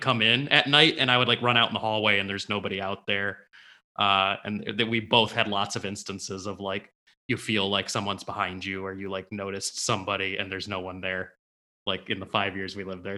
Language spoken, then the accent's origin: English; Livonia, Michigan, United States; I grew up in Livonia